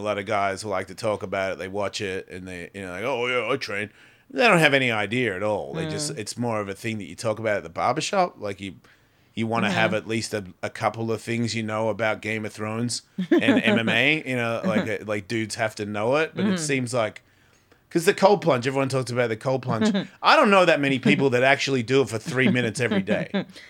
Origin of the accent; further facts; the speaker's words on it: Australia; accent: Australian; moved away; it's like my accent. I haven't lived in Australia for 30 years. Why do I sound like this? Because that's where I grew up.